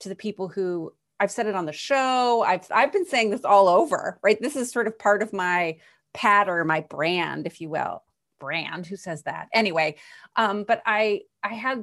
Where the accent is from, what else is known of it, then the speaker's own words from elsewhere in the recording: United States; as American women